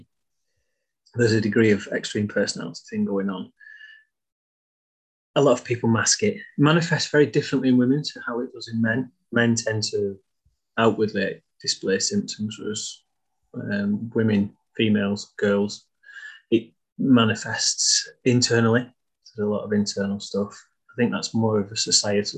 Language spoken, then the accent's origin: English; Blackburn, North West England, United Kingdom; accent: northern; I'm not from Preston, I'm from Blackburn